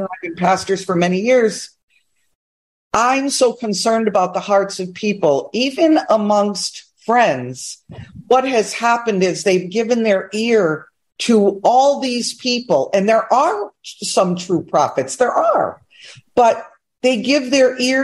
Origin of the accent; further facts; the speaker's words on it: New York, United States; I'm a New Yorker